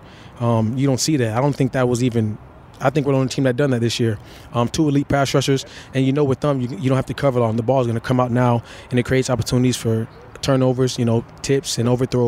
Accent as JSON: {"language": "English", "town": "Tampa", "region": "Florida", "country": "United States", "moved": "yes", "said": "I'm from Tampa"}